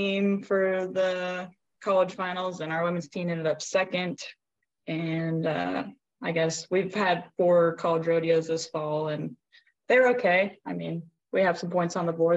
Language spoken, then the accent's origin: English; Leon, Iowa, United States; I'm originally from Leon, Iowa